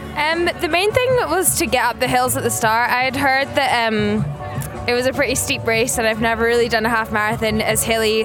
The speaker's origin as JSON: {"language": "English", "region": "Scotland", "country": "United Kingdom", "moved": "as an adult", "said": "I'm from Scotland"}